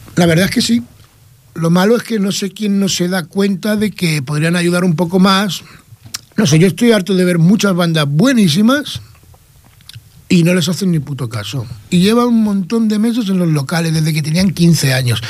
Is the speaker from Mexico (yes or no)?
no; Vélez-Rubio, Andalusia, Spain; Soy de Almería, Vélez Rubio